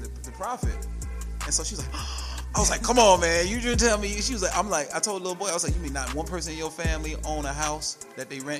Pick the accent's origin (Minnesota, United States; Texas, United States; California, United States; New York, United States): New York, United States; New York City; I'm born and raised in the Bronx, New York